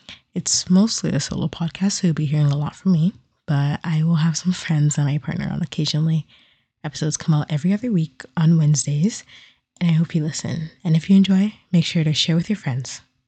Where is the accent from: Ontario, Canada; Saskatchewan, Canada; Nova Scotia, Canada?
Ontario, Canada; Toronto; I'm Ghanaian on my parents' side and Canadian by birth, more specifically from Toronto. At the time of recording this, I'm 22 years old